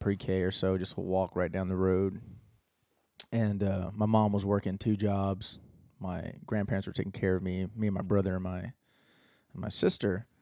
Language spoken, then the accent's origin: English; Austin, Texas, United States; I was born in Austin